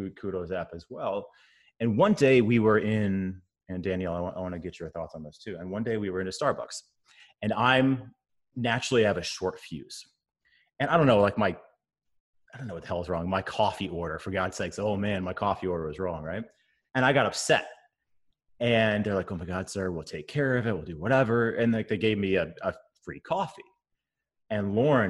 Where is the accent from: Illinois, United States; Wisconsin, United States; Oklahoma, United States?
Wisconsin, United States; a white boy growing up in Wisconsin